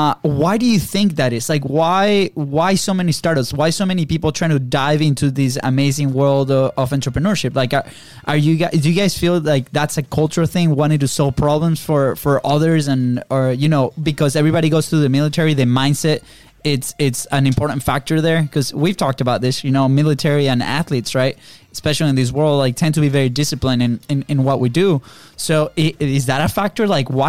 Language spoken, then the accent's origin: English; Venezuela; now in United States; Because I'm from Venezuela. I'm from Venezuela.